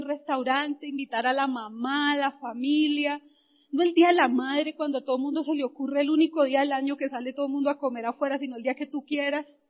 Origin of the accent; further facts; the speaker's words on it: Bogotá, Colombia; Yo nací, viví, crecí en Ciudad Bolívar